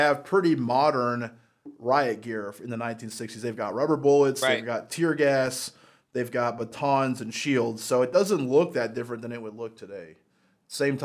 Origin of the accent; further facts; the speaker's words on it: Colorado Springs, Colorado, United States; moved away; I grew up in Colorado